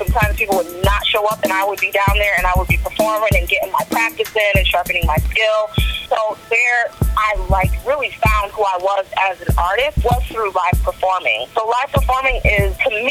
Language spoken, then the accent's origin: English; Springfield, Massachusetts, United States; I was born and raised in Springfield, Mass.